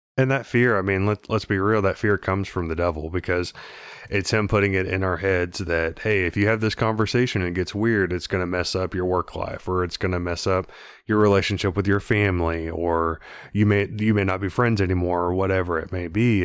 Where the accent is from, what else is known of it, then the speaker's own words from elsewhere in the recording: Texas, United States; growing up in Texas